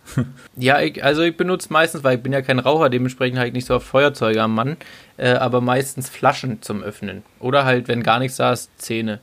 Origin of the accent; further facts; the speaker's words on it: the East, eastern Germany, Germany; ich komme aus dem Osten